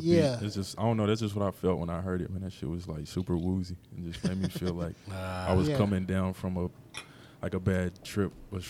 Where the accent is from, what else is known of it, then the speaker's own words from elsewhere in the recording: Knoxville, Tennessee, United States; the North Side is really East Knoxville. We're just on the north part of East Knoxville. It's not North Knoxville per se